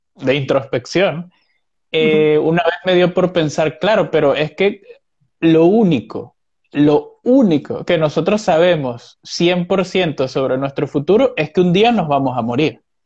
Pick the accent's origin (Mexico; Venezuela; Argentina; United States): Venezuela; Como venezolano que soy